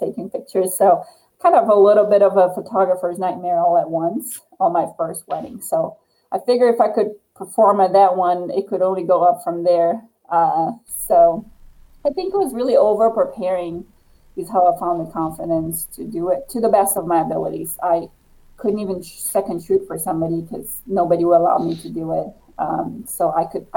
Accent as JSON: {"language": "English", "country": "Brazil", "moved": "as an adult", "said": "I'm from originally from Brazil. So that's what I did in Brazil as a professional athlete"}